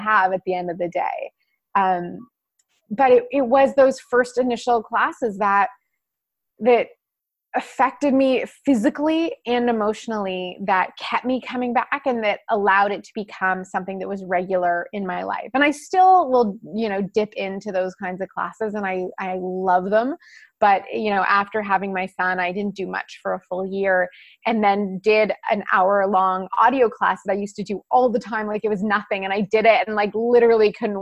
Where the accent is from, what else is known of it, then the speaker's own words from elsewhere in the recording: Winnipeg, Manitoba, Canada; moved away; also born or lived in California; I was raised in Winnipeg, and for anyone who is not in Canada, it's a small city in the middle of the country